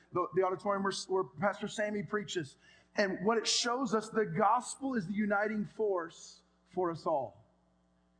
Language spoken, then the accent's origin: English; San Jose, California, United States; I was born in Good Samaritan Hospital in San Jose, California